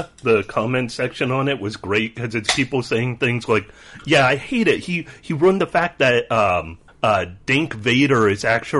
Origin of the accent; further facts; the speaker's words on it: United States; Hey, I don't have to spell good. I'm American.